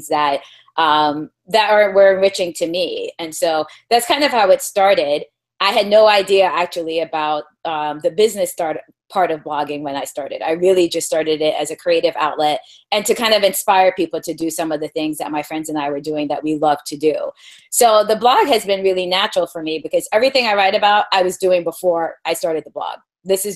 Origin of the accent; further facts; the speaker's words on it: East Coast, United States; I am from the East Coast